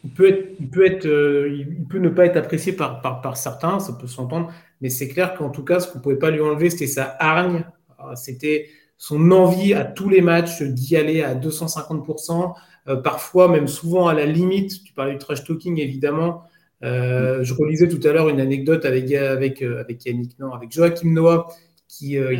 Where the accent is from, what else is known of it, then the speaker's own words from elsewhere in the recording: France; on est français